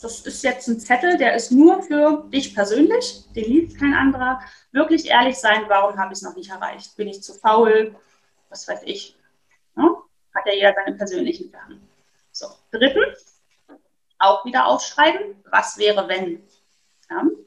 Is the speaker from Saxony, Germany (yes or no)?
yes; Dresden, Saxony, Germany; ich komme aus Dresden